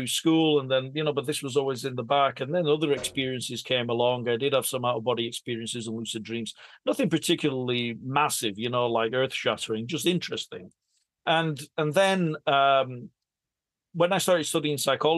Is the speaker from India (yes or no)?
no; England, United Kingdom; I was born and raised in England and my grandmother was in Italy